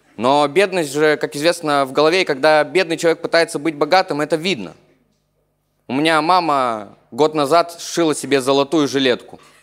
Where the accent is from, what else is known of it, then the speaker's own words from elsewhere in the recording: Chernushka, Perm Krai, Russia; Я не совсем из Перми, я из э, маленького провинциального города в Пермском крае, он называется Чернушка